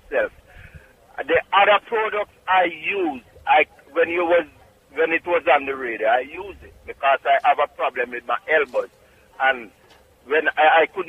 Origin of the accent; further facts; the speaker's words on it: Clarks Town, Trelawny, Jamaica; also born or lived in Bronx, New York; now in New York, United States; Clarkstown, Jamaica, Trelawney